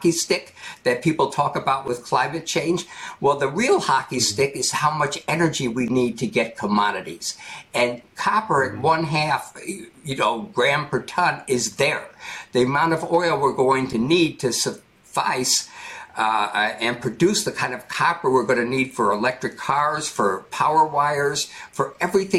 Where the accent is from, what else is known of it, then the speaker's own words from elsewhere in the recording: United States; I'm an American